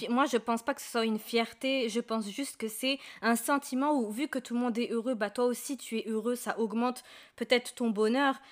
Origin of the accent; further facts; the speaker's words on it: Marrakech, Marrakesh-Safi, Morocco; moved away; je suis de Marrakech